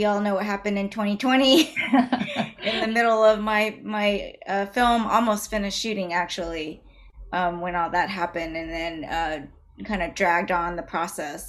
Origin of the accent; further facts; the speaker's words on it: Dallas, Texas, United States; so I grew up in Dallas, Texas. I was actually born and raised